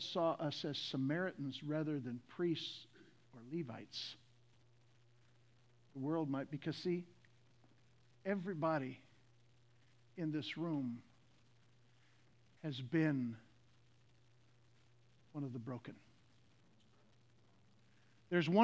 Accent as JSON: {"language": "English", "region": "the South", "country": "United States", "said": "I'm from the South."}